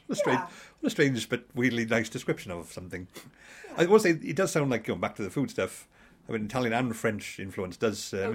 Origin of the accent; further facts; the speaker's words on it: Bridgend, Wales, United Kingdom; I'm from Bridgend, which sort of people find is equidistant between Cardiff and Swansea.